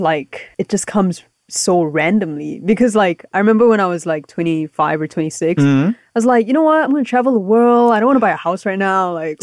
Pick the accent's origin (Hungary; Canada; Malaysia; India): Malaysia; moved away; also born or lived in United States